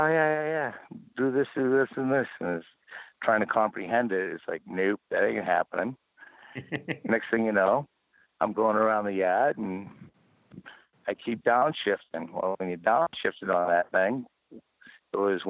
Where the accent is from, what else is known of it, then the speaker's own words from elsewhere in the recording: New England, United States; I'm from New England.